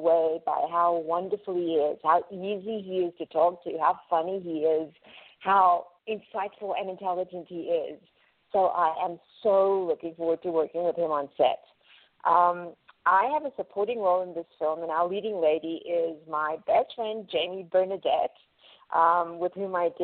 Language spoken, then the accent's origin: English; South Africa; moved away as an adult; now in Los Angeles, United States; I am an actress currently living in Los Angeles, but I am originally from South Africa. I've been in LA for 14 years now